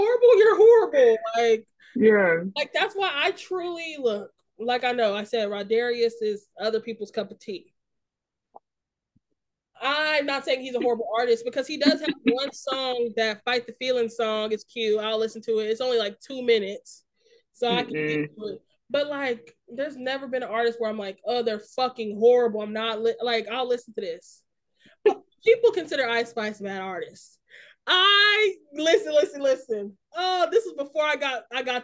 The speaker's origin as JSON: {"language": "English", "region": "the South", "country": "United States", "tie": "born or raised there", "said": "I grew up in the South"}